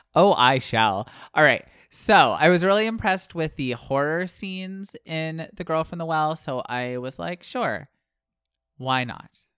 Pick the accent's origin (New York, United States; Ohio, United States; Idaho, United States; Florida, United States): Florida, United States; Pensacola; moved away; also born or lived in Illinois; I grew up in Pensacola and most of the soil there is sand. Uh, and then I moved to Illinois